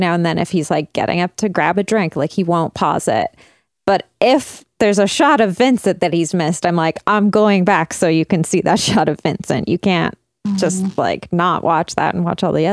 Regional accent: Burnaby, British Columbia, Canada; where I grew up in Burnaby

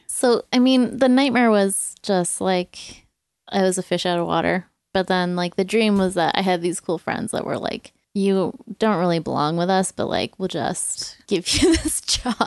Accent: England, United Kingdom; growing up in England, that was like a food that was like, you know, felt like home and like reminds me of childhood

